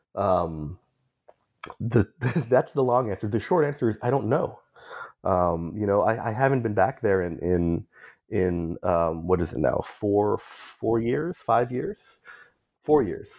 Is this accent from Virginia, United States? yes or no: no; Bay Area, California, United States; growing up as a Filipino in the Bay Area whose family came from Mindanao